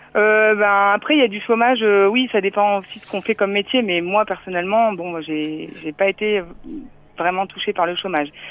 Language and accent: French; Ch'ti, Hauts-de-France, France; moved away as an adult; now in Réunion, France; je suis ch'ti